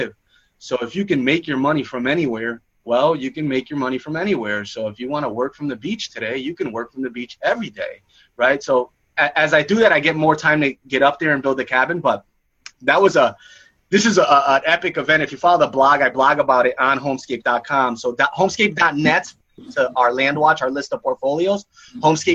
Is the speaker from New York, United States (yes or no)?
yes; New York, United States; I grew up in New York